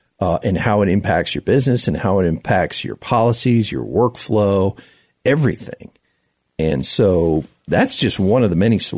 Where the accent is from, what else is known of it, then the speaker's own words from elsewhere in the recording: South Florida, United States; now in Denver, United States; Denver, because I live here, right? You know, even though I grew up in South Florida